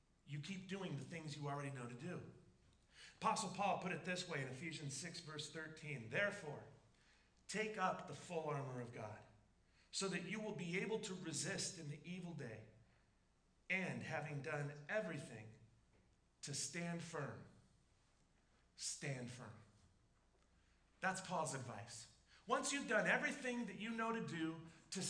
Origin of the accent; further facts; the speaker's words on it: Southern California, United States; I grew up in Southern California